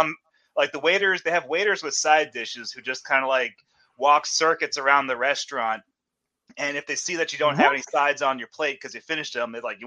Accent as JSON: {"language": "English", "region": "Northern Virginia", "country": "United States", "moved": "yes", "lives_now": "Arkansas, United States", "said": "I'm originally from Northern Virginia"}